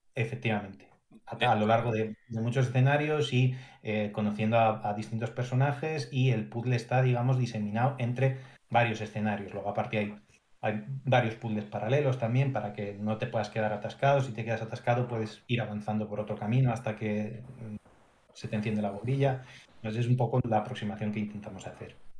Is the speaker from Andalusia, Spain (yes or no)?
no; Madrid, Community of Madrid, Spain; ambos somos de Madrid